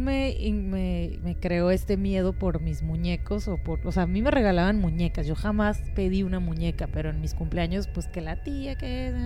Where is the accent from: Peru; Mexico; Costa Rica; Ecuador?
Mexico; de México